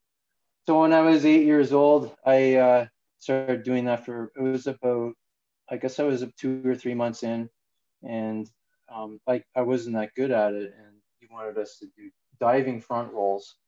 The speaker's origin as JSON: {"language": "English", "town": "Cannington", "region": "Ontario", "country": "Canada", "tie": "born or raised there", "also_born_or_lived": "Mississauga / Georgina", "said": "the main area we grew up was in Cannington, so which is also north"}